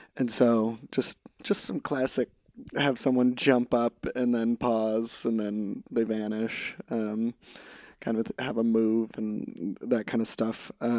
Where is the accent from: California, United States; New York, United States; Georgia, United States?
California, United States; so I grew up in Central California, just 3 hours north of LA, on a dairy farm.